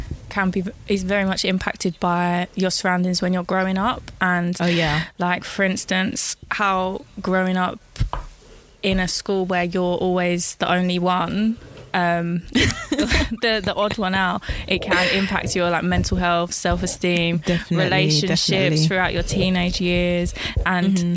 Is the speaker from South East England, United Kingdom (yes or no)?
no; Essex, East of England, United Kingdom; I'm from Essex. I'm from a small town where it's very, very, how do I put this? It's not a very diverse area. I was the only, like, one of the only people of colour in my year group at school